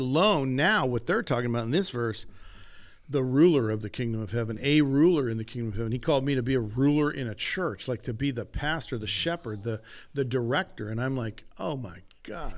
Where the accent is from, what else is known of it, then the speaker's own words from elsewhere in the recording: United States; also born or lived in Oroville; I am an American